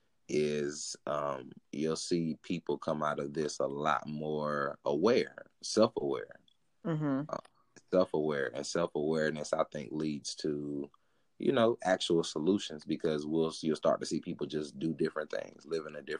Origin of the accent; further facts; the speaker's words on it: United States; being American